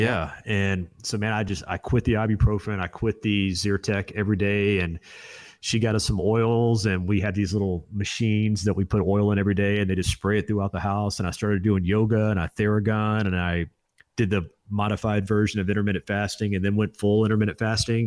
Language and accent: English; Destin, Florida, United States; also born or lived in Alexander City, Alabama; I was born in, uh, Alabama, uh, small town no one's ever heard of, Alexander City, but moved to Destin, Florida